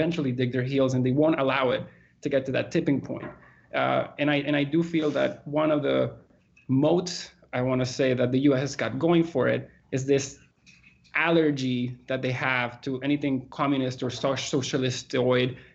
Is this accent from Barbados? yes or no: no; Venezuela; now in Canada; I grew up in Venezuela all the way back from when he had his first coup attempt